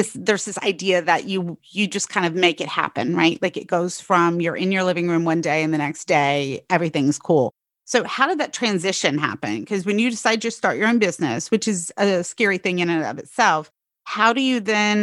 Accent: the rural South, United States; I come from the rural South

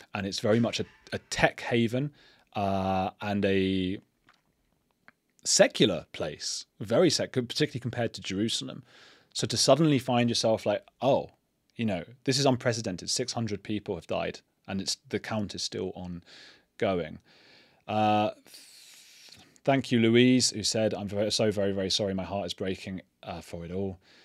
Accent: England, United Kingdom; I'm an English citizen. I've grown up English.

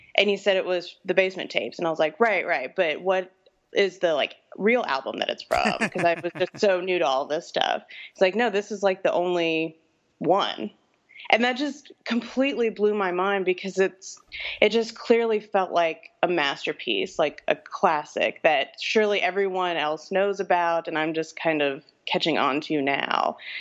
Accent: New Orleans, Louisiana, United States; now in Austin, United States; I'm from New Orleans originally, and we live in Austin, Texas now

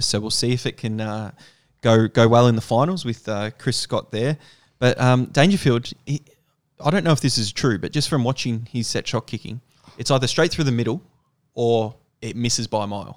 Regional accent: Victoria, Australia; we're from Victoria, and our lockdown's been extended

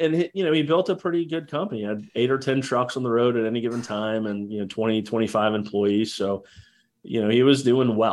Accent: Jacksonville, Florida, United States; also born or lived in Houston, Texas; we grew up in Jacksonville and this is a very large naval, city

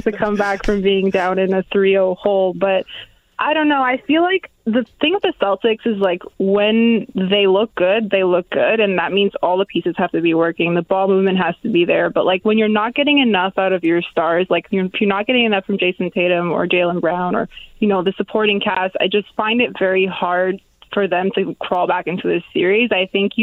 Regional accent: Toronto, Ontario, Canada; I'm from Toronto.

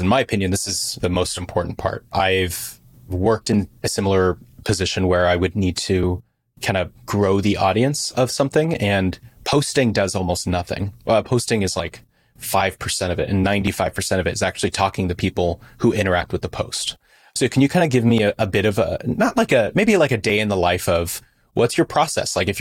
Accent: California, United States; I'm from California

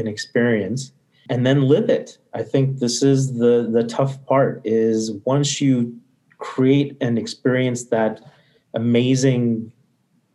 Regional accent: Midwest, United States; first language English; also born or lived in India; I was born in India. English was my first language, and my parents knew that they would eventually move to the U.S. And so they were prepping for this. Grew up in the Midwest

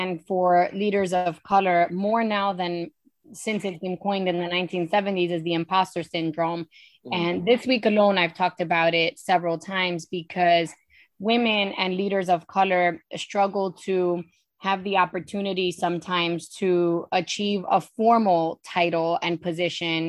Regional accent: New York City, New York, United States; moved away as an adult; now in Poconos, United States; I am a Hispanic woman, born and raised in Spanish Harlem, New York. I've lived in the Poconos for the past 14 years.

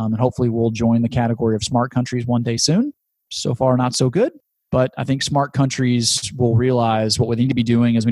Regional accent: Shreveport, Louisiana, United States; my hometown of Shreveport, Louisiana

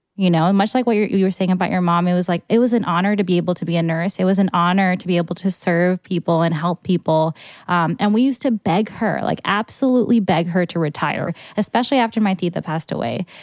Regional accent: New York, United States; New York

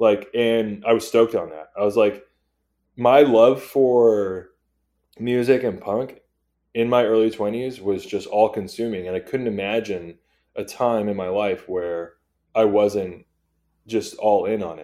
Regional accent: Torrance, California, United States; I grew up in Torrance, which is Southern California

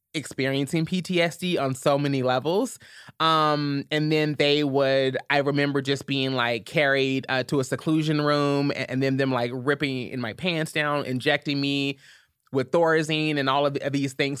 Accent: Louisville, Kentucky, United States; born or raised there

